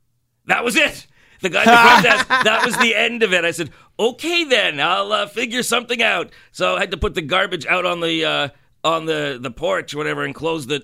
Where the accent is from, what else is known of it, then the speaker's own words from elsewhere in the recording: Canada; and we're Canadian, we don't have time for